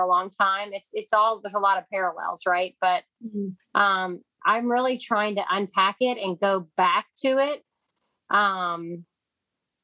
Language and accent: English; Kentucky, United States; now in Texas, United States; I'm from Kentucky, and we call them soup beans